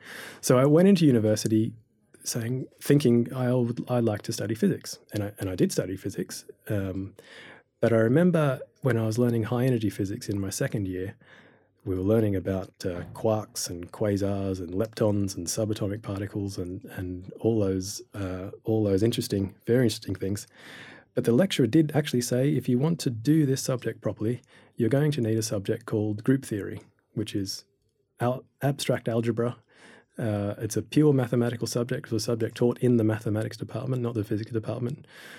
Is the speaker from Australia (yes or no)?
yes; Australia; learning about astrophysics as a Year 12 student back in Australia. You might be able to hear my accent there.